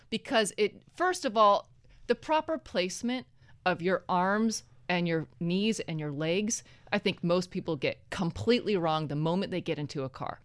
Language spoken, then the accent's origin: English; Oregon, United States; moved away as an adult; also born or lived in New York; now in Los Angeles, United States; I'm originally from Oregon